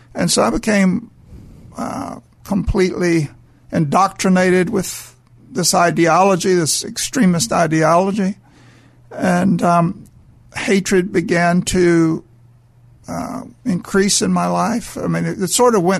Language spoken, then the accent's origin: English; Mobile, Alabama, United States; I was raised in Mobile, Alabama.